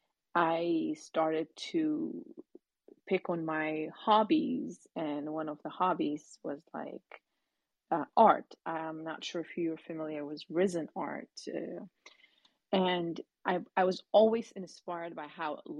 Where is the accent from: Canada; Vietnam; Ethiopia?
Ethiopia; now in United States; growing up in Ethiopia